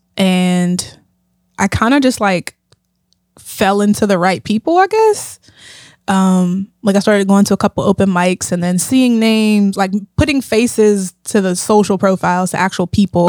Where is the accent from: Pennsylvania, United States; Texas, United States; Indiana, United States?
Pennsylvania, United States; Pittsburgh; I grew up in Pittsburgh, yeah. Um, born and raised on the east side